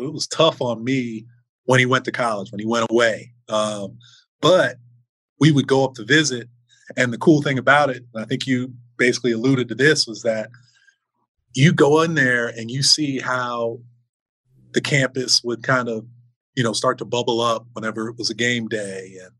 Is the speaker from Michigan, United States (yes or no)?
no; Fort Lauderdale, Florida, United States; I grew up in South Florida. I grew up in Fort Lauderdale